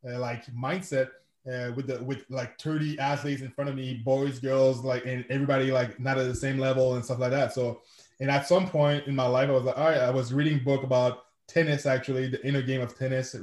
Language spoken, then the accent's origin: English; Quebec City, Quebec, Canada; first language French; English is a second language; I'm from Quebec City, Canada. I'm a francophone, so je parle français. That's my first language